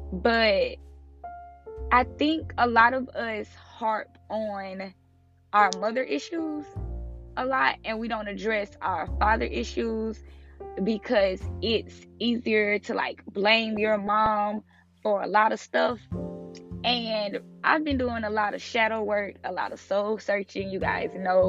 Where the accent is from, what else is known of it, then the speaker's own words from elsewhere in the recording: Tampa, Florida, United States; also born or lived in South Georgia, United States; So, I grew up in, well, I was born in South Georgia. I stayed there for a little bit, till like I was like 3 or 4. And then I moved to Florida, Tampa Bay.